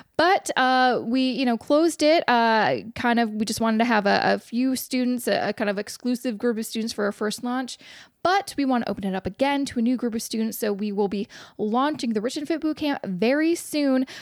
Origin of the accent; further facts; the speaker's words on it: Vancouver, British Columbia, Canada; moved away; my hometown of Vancouver